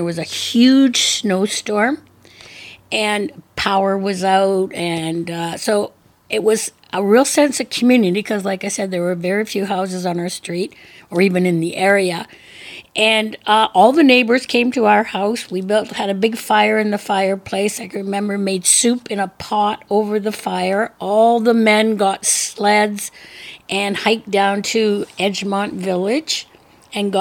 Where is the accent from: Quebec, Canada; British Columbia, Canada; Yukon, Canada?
British Columbia, Canada; North Vancouver; moved away as an adult; now in Powell River, Canada; I grew up in North Vancouver